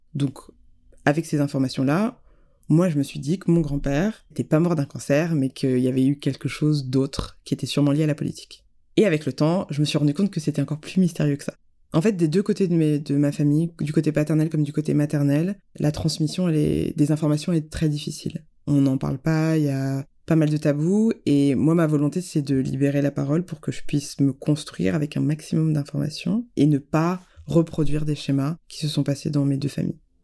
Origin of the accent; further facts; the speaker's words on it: France; je suis née en France